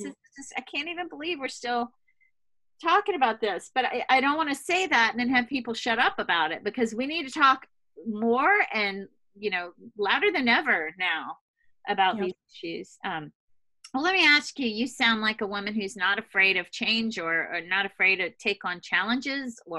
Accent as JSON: {"language": "English", "region": "Louisiana", "country": "United States", "also_born_or_lived": "Boston / Switzerland / Hawaii / Italy", "said": "But I come from Louisiana, which you might imagine is not quite so, it's a different kind of bubble."}